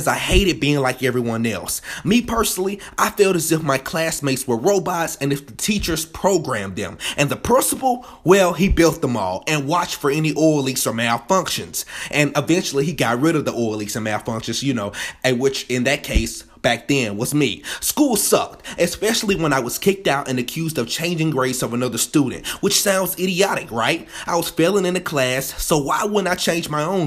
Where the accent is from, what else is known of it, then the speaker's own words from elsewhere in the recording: Birmingham, Alabama, United States; I'm from Birmingham, Alabama, freshly born and raised